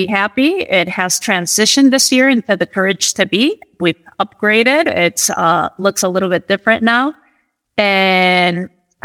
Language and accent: English; Madrid, Community of Madrid, Spain; moved away as an adult; now in United States; Born and raised in Spain and Madrid, actually